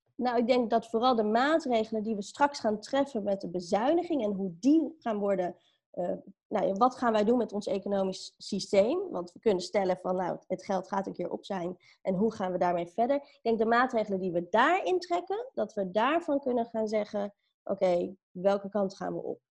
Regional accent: Amstelveen, North Holland, Netherlands; also born or lived in Sri Lanka; ik ben opgegroeid in Amstelveen

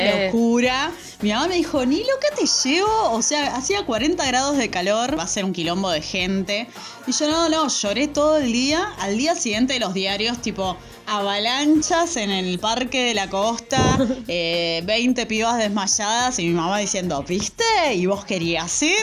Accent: Zona Sur, Buenos Aires, Argentina; nosotros zona

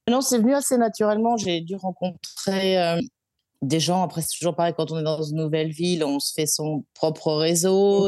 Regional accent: Brittany, France; moved away as an adult; now in Melbourne, Australia; je suis bretonne d'origine

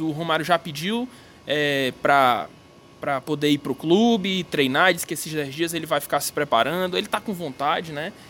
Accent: Northeast Region, Brazil

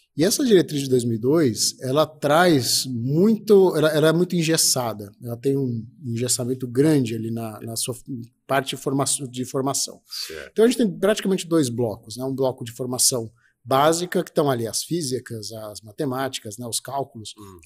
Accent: Ribeirão Preto, São Paulo, Brazil; moved away as an adult; now in Campinas, Brazil; eu sou de Ribeirão Preto, né, do interior de São Paulo. É, vim, vim de Ribeirão Preto em 2002 aqui para Campinas

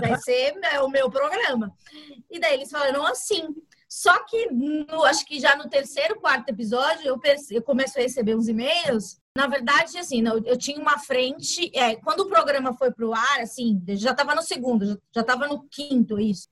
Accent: São Paulo, Brazil; Eu nasci na periferia, no Capão Redondo

